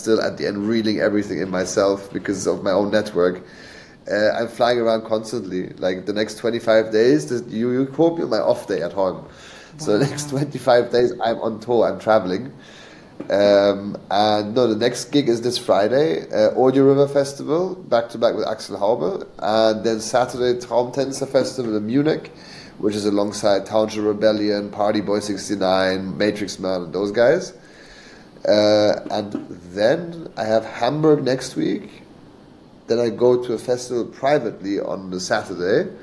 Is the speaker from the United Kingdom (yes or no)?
yes; England, United Kingdom; moved away; I grew up in England, so for 10 years I was living in the UK.